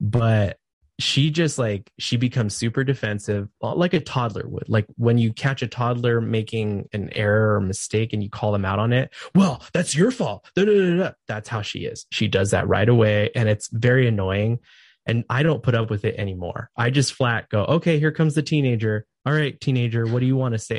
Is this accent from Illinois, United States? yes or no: no; California, United States; moved away as an adult; now in Idaho, United States; I'm from California